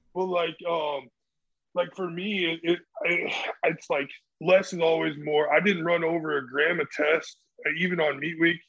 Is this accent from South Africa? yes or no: no; Central Illinois, United States; I'm I'm from Central Illinois, and like that's where I like start kind of started powerlifting